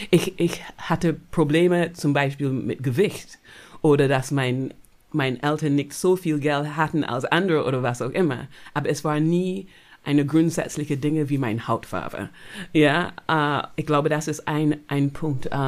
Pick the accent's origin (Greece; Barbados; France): Barbados; German is a second language; Weißt du, ich bin aufgewachsen auf Barbados. Das hat 90 Prozent schwarze Leute.